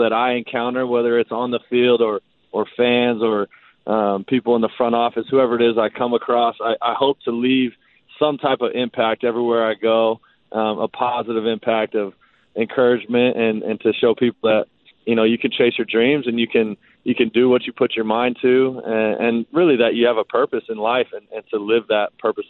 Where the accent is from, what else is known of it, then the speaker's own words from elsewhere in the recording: Arizona, United States; I grew up in Arizona, got an opportunity to go play college baseball at Oral Roberts University, which is in Oklahoma.